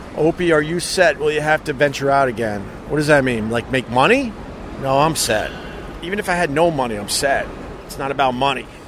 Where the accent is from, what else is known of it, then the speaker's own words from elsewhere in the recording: Long Island, New York, United States; Being a local, growing up on Long Island, and coming into New York City